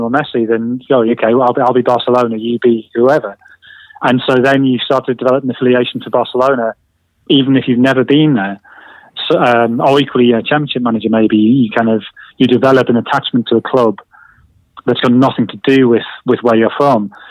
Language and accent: English; Sunderland, North East England, United Kingdom; moved away as an adult; now in London, United Kingdom; I moved to London from Sunderland 20 years ago, and London's so big and so busy.